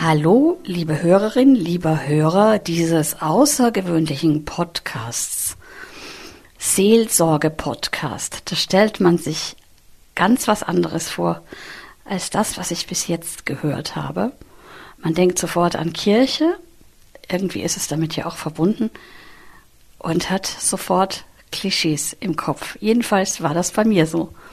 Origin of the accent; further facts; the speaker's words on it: Vienna, Austria; moved away as an adult; now in near Cologne, Germany; Ich bin in Wien aufgewachsen